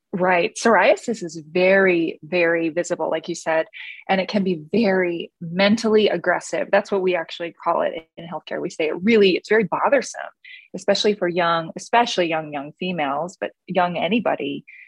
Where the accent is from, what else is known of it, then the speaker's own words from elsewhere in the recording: East Coast, United States; I grew up on the East Coast where eating is what you